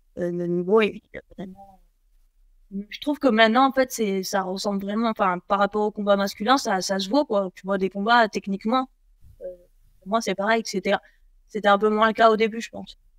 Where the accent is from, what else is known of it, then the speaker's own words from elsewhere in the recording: Nice, Provence-Alpes-Côte d'Azur, France; chez moi, à Nice